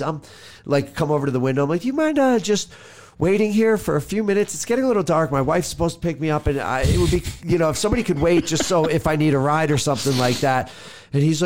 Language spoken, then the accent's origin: English; New York, United States